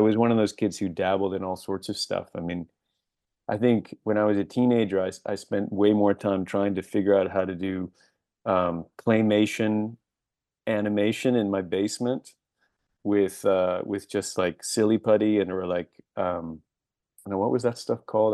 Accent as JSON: {"language": "English", "town": "Buffalo", "region": "New York", "country": "United States", "tie": "born or raised there", "also_born_or_lived": "Washington, D.C.", "moved": "as an adult", "said": "I was born in Washington, D C, but I lived in Buffalo, New York, between the ages of two and seventeen"}